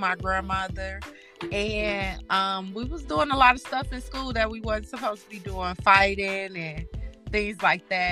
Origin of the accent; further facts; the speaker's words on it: Chicago, Illinois, United States; now in Milwaukee, United States; I am originally from Chicago